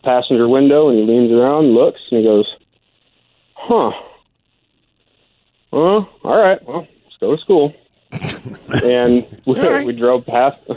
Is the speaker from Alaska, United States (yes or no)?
yes; Alaska, United States; I grew up in Alaska